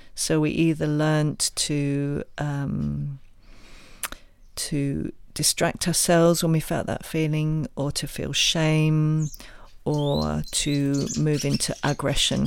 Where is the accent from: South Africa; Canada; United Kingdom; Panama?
United Kingdom; England; my own background, as you can probably tell from my, my accent, is originally England